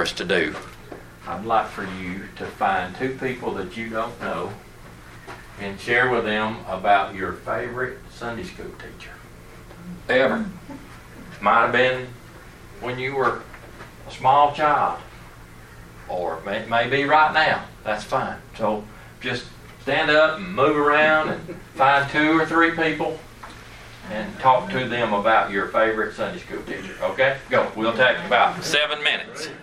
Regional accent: Dalton, Georgia, United States; also born or lived in Snellville, Georgia; I am originally from North Georgia, Dalton area

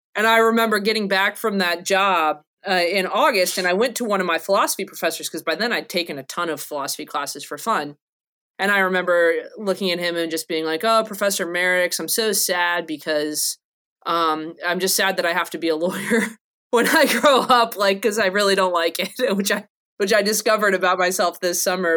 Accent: North Carolina, United States; I'm from North Carolina

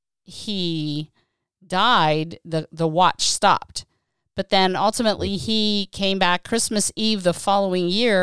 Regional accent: Johnstown, Pennsylvania, United States; moved away as an adult; now in California, United States; I'm from Johnstown originally. I lived back in Western Pennsylvania for 18 years before I moved to California

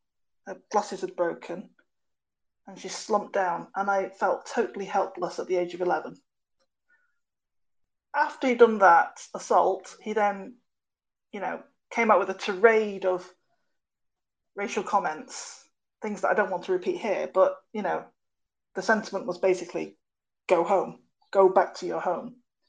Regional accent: United Kingdom; born there; And I guess, being a British-born Chinese person, what I always found as I was growing up was that I was really the only Chinese family in my school, in the neighbourhood

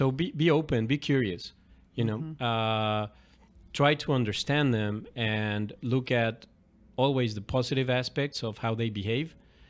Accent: Mexico City, Mexico; starting with my dad, a couple of uncles, you know, growing up in Mexico City.

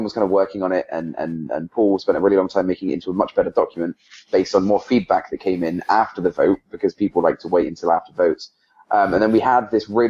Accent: England, United Kingdom; now in United States; I'm from England

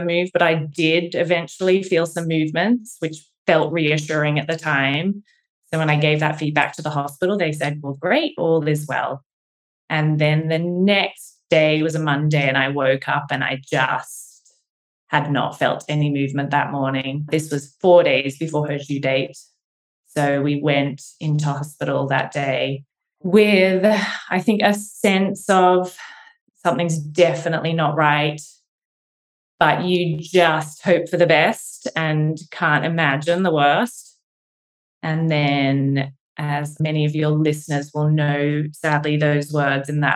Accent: Australia; moved away as an adult; also born or lived in Cambridge, England; now in Philadelphia, United States; I'm from Australia, so living far from home near Philadelphia now

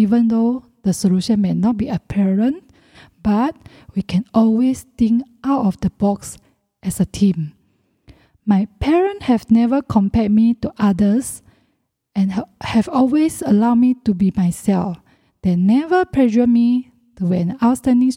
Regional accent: Malaysia; I was born in Malaysia in the late 1970s.

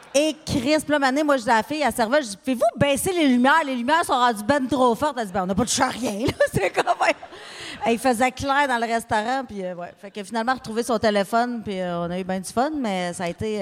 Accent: Abitibi, Quebec, Canada; je viens d'Abitibi.

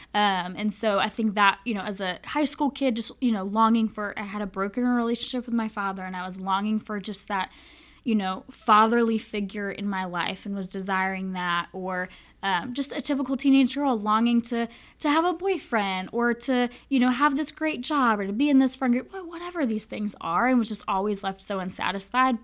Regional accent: Charlotte, North Carolina, United States; moved away as an adult; now in Winchester, United States; I am from born and raised in Charlotte, North Carolina

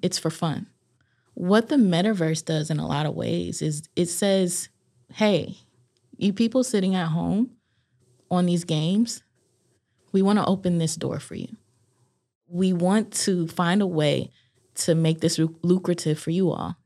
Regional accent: Los Angeles, California, United States; now in Durham, United States; I originally was born and raised in Los Angeles, California

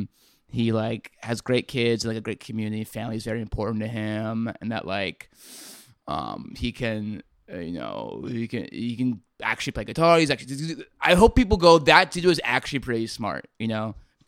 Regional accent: Virginia, United States; I grew up in Virginia.

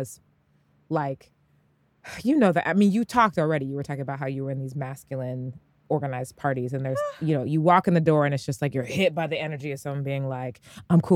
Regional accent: Bay Area, California, United States; moved away as an adult; I'm originally from the Bay Area, California

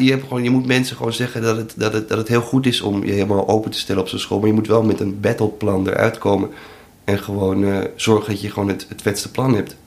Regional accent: Amsterdam, North Holland, Netherlands; Ik ben een Amsterdammer

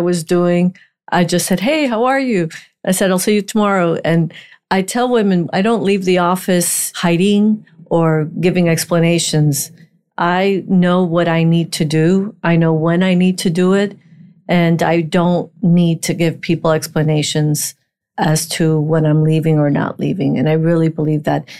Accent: Miami, Florida, United States; also born or lived in Puerto Rico; I was in Miami since 1972

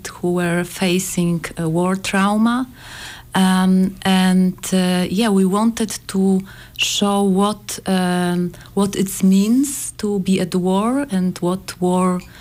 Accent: Poland; we are from Poland, so it's a neighbor state

